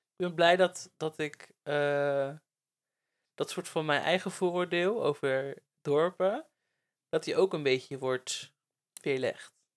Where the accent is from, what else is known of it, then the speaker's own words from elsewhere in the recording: Netherlands; moved away; also born or lived in Breda; ik kom natuurlijk uit de Bijbelbelt